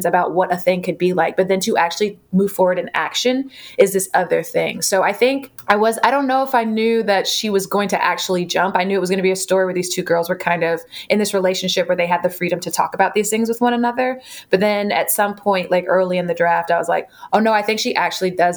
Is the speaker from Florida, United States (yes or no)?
yes; Jacksonville, Florida, United States; now in Madison, United States; this book is so focused on my hometown